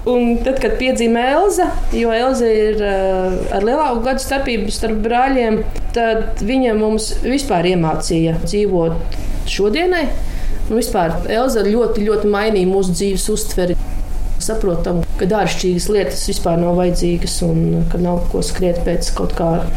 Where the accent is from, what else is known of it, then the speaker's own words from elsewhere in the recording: Latvia; also born or lived in Mārupe Municipality; Mēs lepojamies ar to, ka esam latvieši